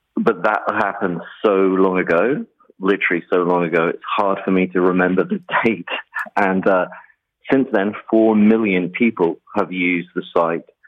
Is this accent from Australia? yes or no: no; England, United Kingdom; moved away; I'm from England